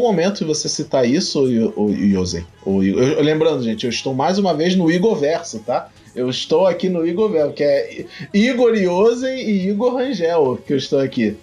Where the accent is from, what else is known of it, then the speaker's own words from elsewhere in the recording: Brazil; eu venho do Brasil